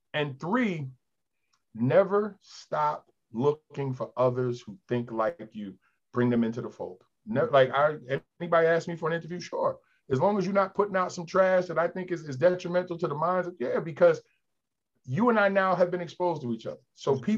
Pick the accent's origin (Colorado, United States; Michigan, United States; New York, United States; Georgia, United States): New York, United States; now in Delaware, United States; I grew up in New York, bowled in New York. Now I'm down here in Delaware.